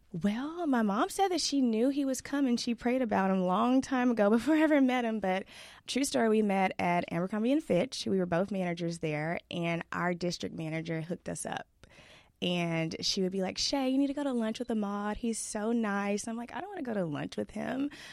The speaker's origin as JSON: {"language": "English", "town": "Duncanville", "region": "Texas", "country": "United States", "tie": "born or raised there", "also_born_or_lived": "Irving, Texas", "said": "We moved from Irving, Texas to Duncanville when I was, like, six, and my parents bought a house"}